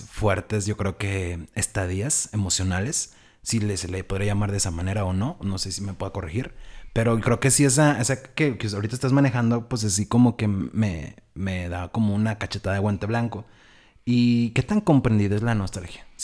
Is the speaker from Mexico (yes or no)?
yes; Mexico; moved away; Yo soy de San Luis.